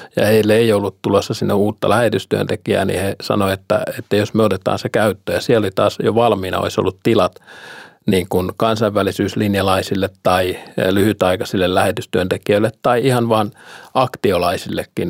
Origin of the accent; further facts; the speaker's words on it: Finland; now in Bulgaria; me suomalaiset